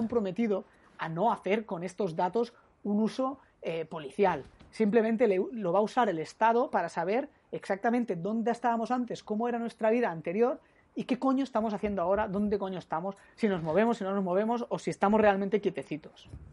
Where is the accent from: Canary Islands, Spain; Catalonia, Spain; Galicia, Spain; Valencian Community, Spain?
Catalonia, Spain; como catalán que, que soy